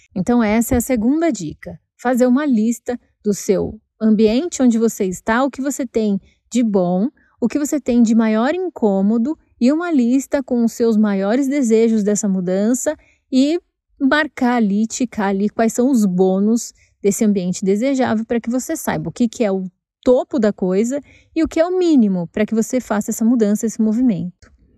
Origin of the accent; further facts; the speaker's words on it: São Paulo, Brazil; moved away as an adult; esse é o bairro onde eu cresci